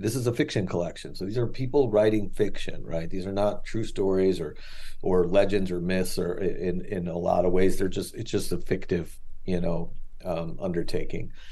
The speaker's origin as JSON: {"language": "English", "town": "Chicago", "region": "Illinois", "country": "United States", "said": "I'm from Chicago"}